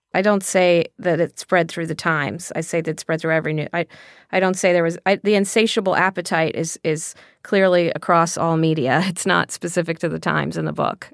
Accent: Texas, United States; when I was growing up in Texas

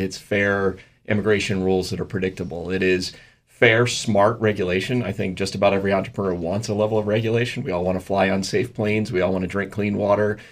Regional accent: United States; as an American and as an American businessman

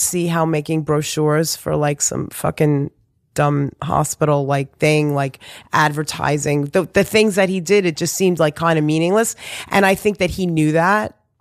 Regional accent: New York City, New York, United States; also born or lived in Long Island; I was born in Beth Israel

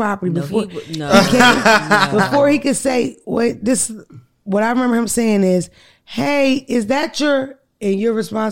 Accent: Philadelphia, Pennsylvania, United States; My mother's from Philadelphia. We are from Philadelphia.

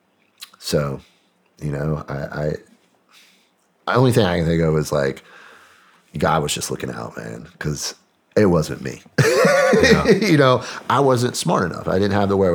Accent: New Bern, North Carolina, United States; I grew up in North Carolina.

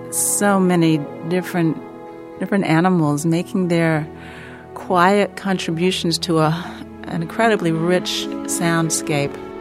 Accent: North Carolina, United States; I'm from North Carolina

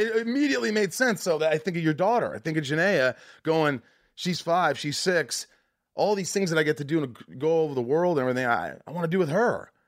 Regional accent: Evansville, Indiana, United States; I'm also from Indiana. I grew up in southern Indiana

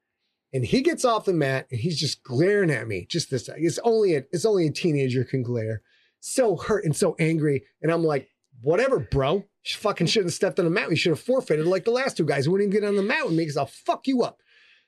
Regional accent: Sheboygan, Wisconsin, United States; We had, I was from Sheboygan. We had a lot of fellas with a fucking chal in.

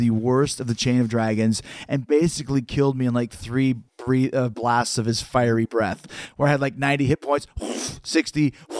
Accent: Canada; we're from Canada

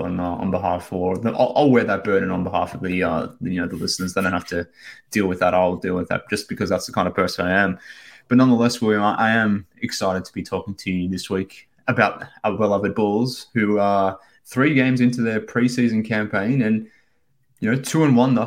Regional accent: Australia; from Australia

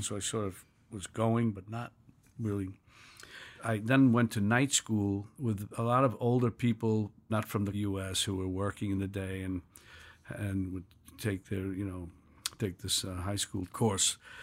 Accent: New York City, New York, United States; I was born in New York City in nineteen forty-three in Village.

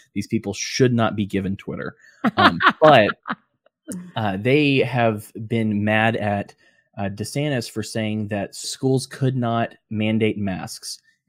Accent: Birmingham, Alabama, United States; also born or lived in Georgia / Pennsylvania / Florida; I am a Florida man by choice, but I'm an Alabamian at heart.

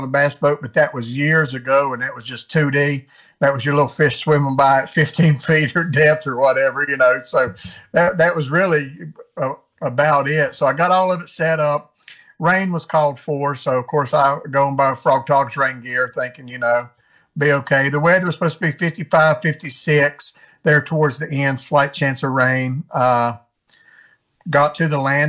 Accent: West Virginia, United States; moved away as an adult; also born or lived in Maine / North Carolina; I grew up in West Virginia, was stationed in the Air Force in Maine

